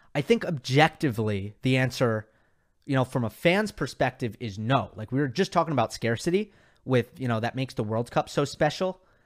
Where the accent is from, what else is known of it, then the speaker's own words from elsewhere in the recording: New York, United States; I grew up in New York, so my tennis tournament was the U S Open